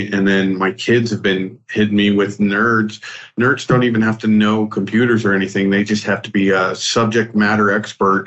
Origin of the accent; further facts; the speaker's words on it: Los Alamos, New Mexico, United States; growing up in Los Alamos, where the home of the nuclear bomb